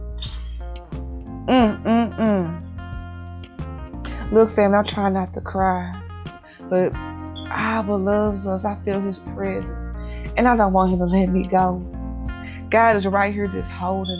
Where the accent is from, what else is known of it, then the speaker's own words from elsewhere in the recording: St. Louis, Missouri, United States; also born or lived in Berlin, Germany; I'm all the way from St. Louis, Missouri